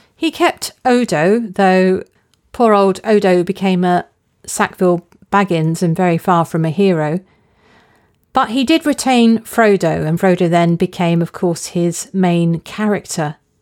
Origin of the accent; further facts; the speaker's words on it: near Epping Forest, on the edge of London, East of England, United Kingdom; I grew up near Epping Forest. It's a large, publicly owned forest on the edge of London.